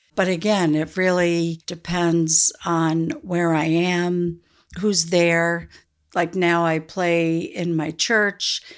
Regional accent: South Newfane, Vermont, United States; I grew up in South New Fane. My parents bought the general store, and I was four when we moved to Vermont

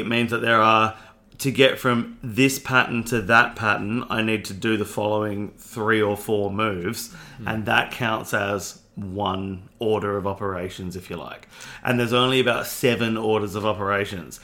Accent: Australia; growing up in Australia in the 90s

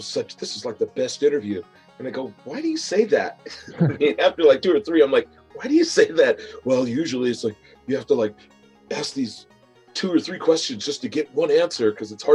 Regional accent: Lakewood, Washington, United States; also born or lived in Ellensburg; Lakewood, where I grew up

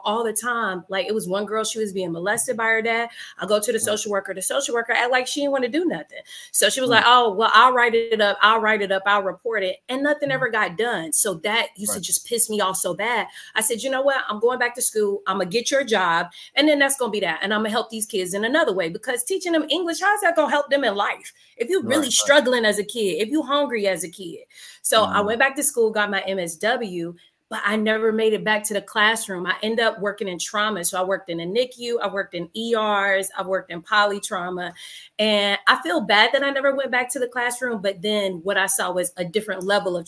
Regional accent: Fayetteville, North Carolina, United States; moved away as an adult; also born or lived in Virginia; now in Richmond, United States; originally I'm from Fayetteville, North Carolina

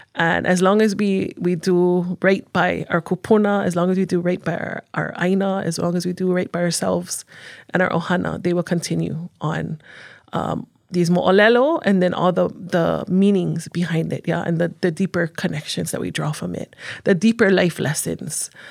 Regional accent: Honolulu, Hawaii, United States; moved away as an adult; now in Hawaii Island, United States; growing up on Oahu, um, you don't have a lot of, especially in Honolulu, where I'm from, I'm from the east side

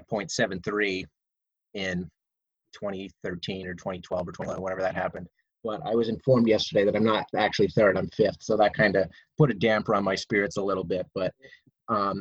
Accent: Pottsville, Pennsylvania, United States; I'm from Pottsville

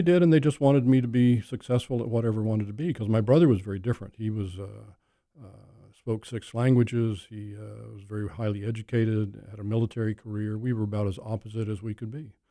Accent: Oklahoma, United States; moved away; Oklahoma, my home state

